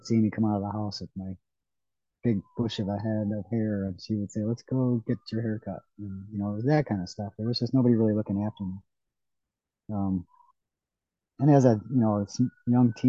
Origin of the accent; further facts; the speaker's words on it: Ohio, United States; I grew up in Ohio, up on the coast of Lake Erie